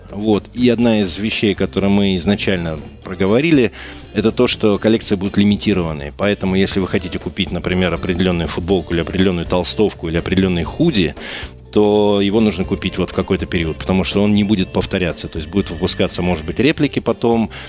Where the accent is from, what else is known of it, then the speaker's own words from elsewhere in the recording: Saint Petersburg, Russia; Мы, как петербуржцы, очень любим его, любим туда приезжать.